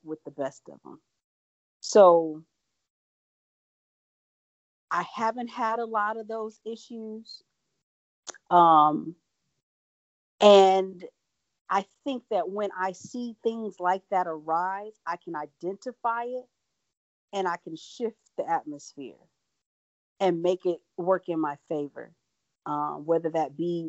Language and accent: English; Franklin, Wisconsin, United States; also born or lived in Milwaukee; I grew up in Franklin